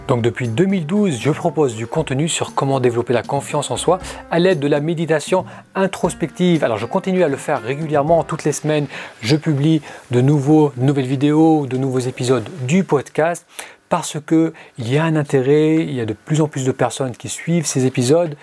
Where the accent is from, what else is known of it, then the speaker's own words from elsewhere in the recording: France; moved away as an adult; also born or lived in Beirut, Lebanon / Italy / United States / Middle East; Je suis né au Liban, mais je suis venu très jeune en France